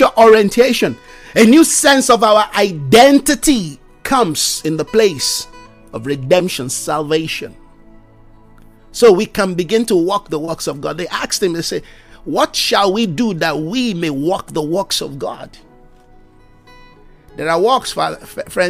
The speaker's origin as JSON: {"language": "English", "country": "Nigeria", "said": "I come from Nigeria."}